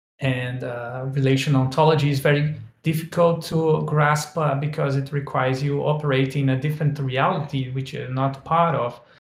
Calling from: Brazil; English is a second language; Just to prove that participatory design is really going global, I'm speaking from Brazil.

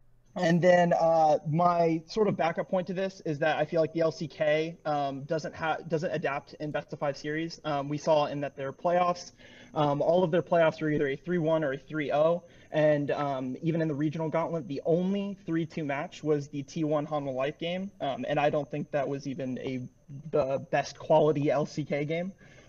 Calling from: Pensacola, Florida, United States; I'm calling from Pensacola, Florida.

